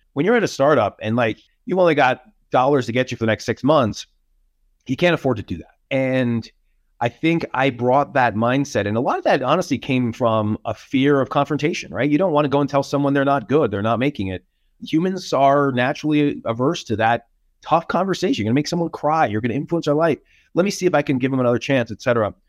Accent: New York, United States; moved away as an adult; now in Denver, United States; as a New Yorker

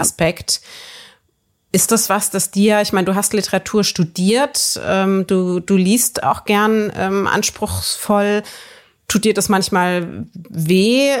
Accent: Würzburg, Bavaria, Germany; moved away; in meiner Heimatstadt Würzburg

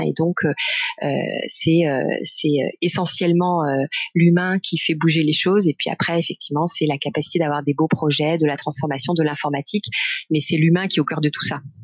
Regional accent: Besançon, Bourgogne-Franche-Comté, France; born or raised there; moved away as an adult

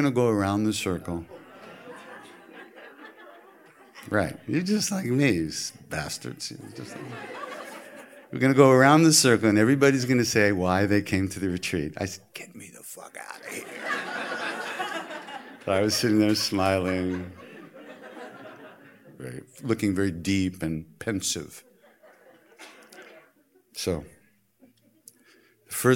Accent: New York, United States; I'm from New York

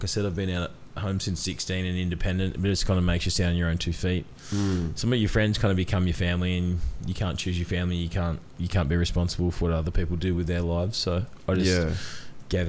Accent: Port Macquarie, New South Wales, Australia; I grew up in Housing Commission in Port Macquarie in an Aboriginal community

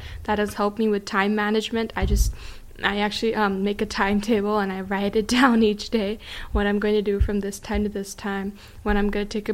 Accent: Fremont, California, United States; I grew up in Fremont, California.

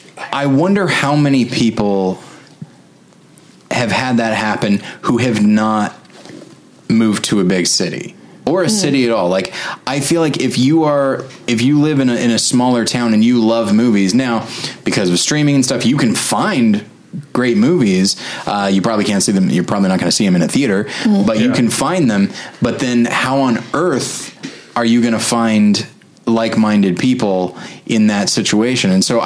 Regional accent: Taft, California, United States; moved away; Outside of Bakersfield.

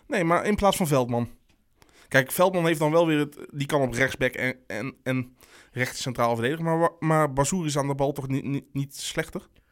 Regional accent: North Brabant, Netherlands; ik ben een Brabander

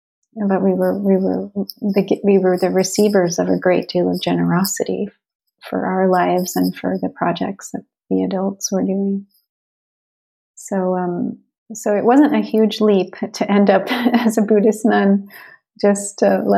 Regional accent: Chicago, Illinois, United States; born there; I was born in Chicago to an interracial family.

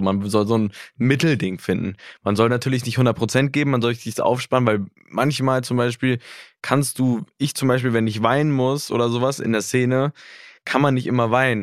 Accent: Berlin, Germany; Ist ja auch so ein bisschen meine Gegend, wo ich herkomme

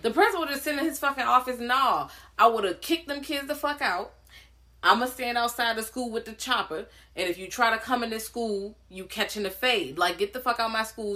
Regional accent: Richmond, Virginia, United States; I'm from Richmond. Like Richmond is pretty black

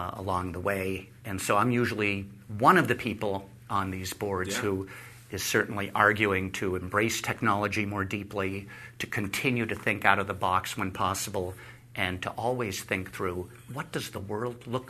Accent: New Haven, Connecticut, United States; I was born in New Haven.

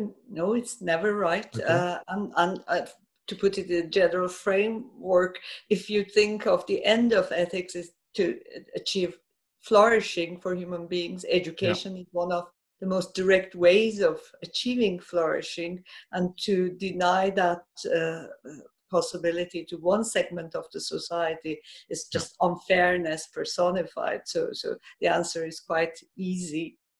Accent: Iran; I grew up in Iran. I've seen the Islamic Revolution.

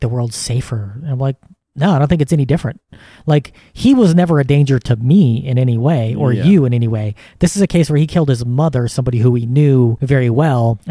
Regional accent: United States; as Americans

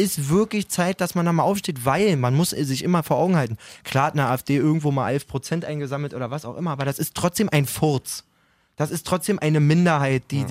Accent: Berlin area, Germany; wir kommen aus dem Berliner Raum alle. Wir, ja. wir sind absolut multikulturell quasi aufgewachsen

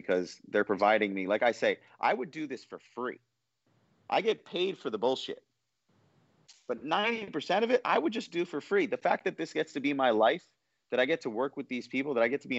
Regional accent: New York City, New York, United States; I was born in 1981 in New York City

